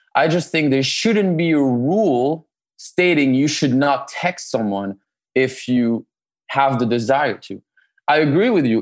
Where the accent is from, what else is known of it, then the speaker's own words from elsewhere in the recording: France; moved away as an adult; also born or lived in Canada; now in Los Angeles, United States; I'm originally born and raised in France